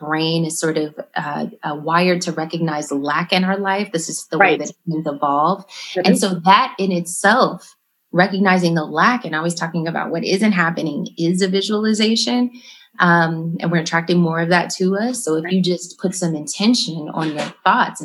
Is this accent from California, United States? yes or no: yes; Los Angeles, California, United States; now in Chicago, United States; growing up in Los Angeles